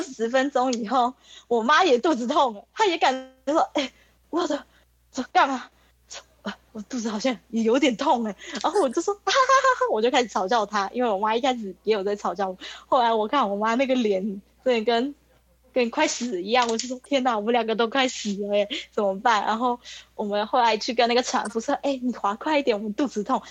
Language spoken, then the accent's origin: Chinese; Taiwan; 我是台湾人